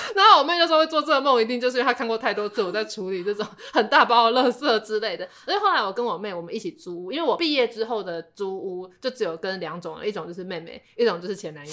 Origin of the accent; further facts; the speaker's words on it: Taipei, Taiwan; 我们台北人